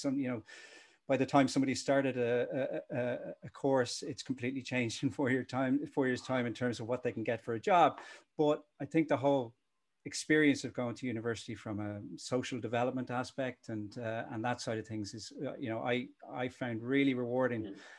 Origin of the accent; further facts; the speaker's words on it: Dublin, Leinster, Ireland; also born or lived in Cork / Limerick / Belfast / United Kingdom; my parents actually moved up to Dublin when I was one. So I uh, I learned to crawl and drill in Cork, and then the rest was in Dublin